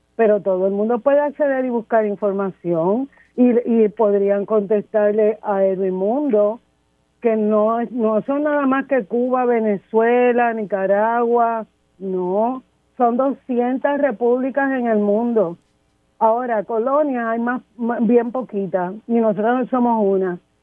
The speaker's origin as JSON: {"language": "Spanish", "country": "Puerto Rico", "said": "yo soy de San José"}